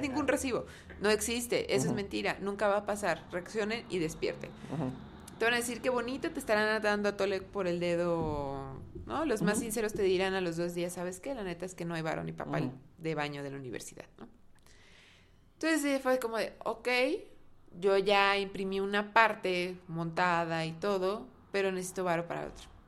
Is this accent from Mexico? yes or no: yes; Mexico; nuestra mentalidad como mexicanos